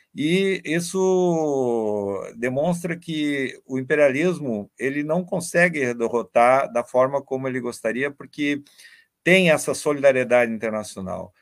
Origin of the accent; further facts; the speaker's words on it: Brazil; Nós, enquanto brasileiros e latino-americanos